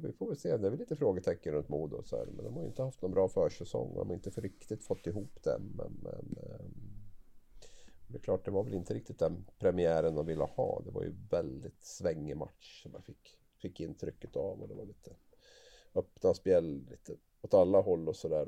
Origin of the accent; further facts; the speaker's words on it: Gävle, Gävleborg County, Sweden; Jag är från, från Gävle